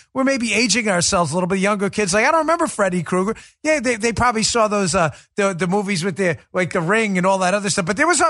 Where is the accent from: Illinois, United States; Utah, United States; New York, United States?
New York, United States; Queens; I know it's not appropriate, the language, but gosh, I grew up in Queens, New York, and cursing was a way of life.